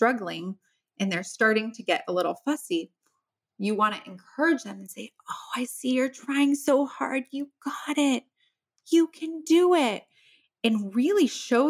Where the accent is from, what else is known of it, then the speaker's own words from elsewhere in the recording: Midwest, United States; I grew up in the Midwest